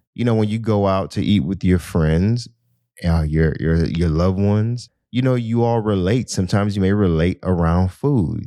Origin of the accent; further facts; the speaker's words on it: Miami, Florida, United States; I'm from Miami